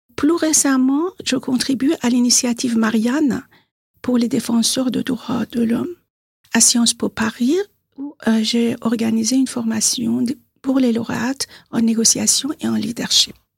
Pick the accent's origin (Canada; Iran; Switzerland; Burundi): Iran; Tehran, Tehran Province; French is a second language; moved away as an adult; now in Bois-d'Arcy, France; je suis née à Téhéran, en Iran. Je suis franco-iranienne, j'habite à Bois d'Arcy, dans les Yvelines. Je suis en France depuis 44 ans